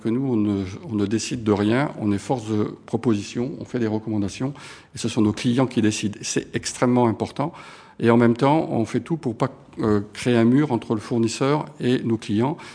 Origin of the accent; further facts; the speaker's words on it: Montpellier, Occitania, France; now in Paris, France; je suis né à Montpellier. Euh, ce sont mes racines. Euh, alors je vis maintenant à Paris pour des raisons professionnelles